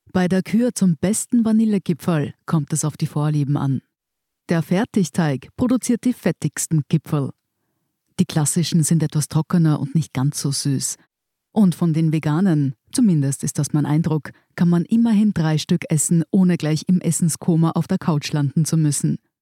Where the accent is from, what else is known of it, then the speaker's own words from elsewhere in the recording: Germany; now in Austria; als Deutscher